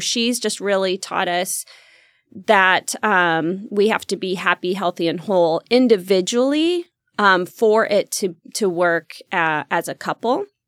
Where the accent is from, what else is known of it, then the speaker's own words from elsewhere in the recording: Roseburg, Oregon, United States; grew up in the country in Roseburg area